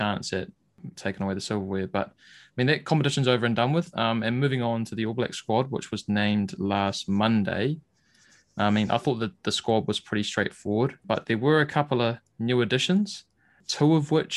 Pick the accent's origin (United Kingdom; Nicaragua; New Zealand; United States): New Zealand; as Kiwi fans